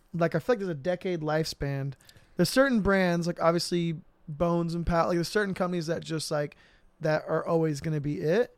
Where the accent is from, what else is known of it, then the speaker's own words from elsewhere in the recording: Riverside, California, United States; also born or lived in Corona, California; I'm from Riverside, but I moved to Corona from third grade to, like, basically right before sixth grade.